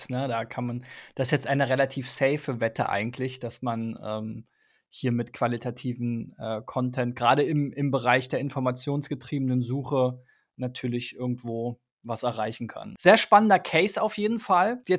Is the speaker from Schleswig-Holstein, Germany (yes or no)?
no; Berlin, Germany; Ja, für mich als Berliner wäre natürlich das Experiment Berlin und Potsdam sehr spannend.